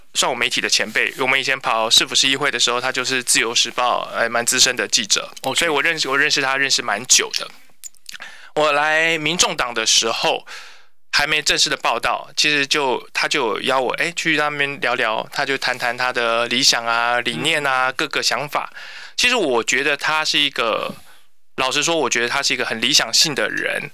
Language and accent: Chinese; Kaohsiung, Taiwan; first language Mandarin; 但是我爸爸是军人，然后所以我们从小在家是讲国语，然后我是到国中的时候开始跟同学学台语